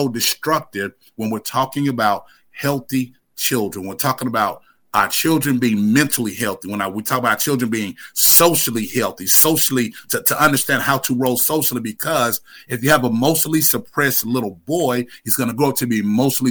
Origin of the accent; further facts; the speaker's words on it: Winston-Salem, North Carolina, United States; now in Asheville, United States; I'm originally from Winston-Salem, North Carolina, but I've been living in Asheville for the past 40 plus years.